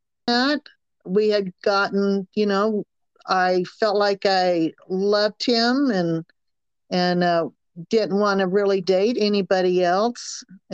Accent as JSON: {"language": "English", "region": "the South", "country": "United States", "accent": "Southern", "said": "But because of my Southern accent, I met a lot of people"}